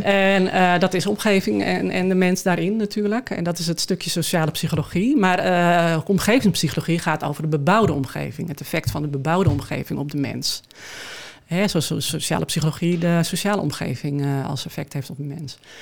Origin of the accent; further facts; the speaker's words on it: Schoorl, North Holland, Netherlands; also born or lived in Amsterdam; now in Alkmaar, Netherlands; Ik ben eh, geboren in Schorrel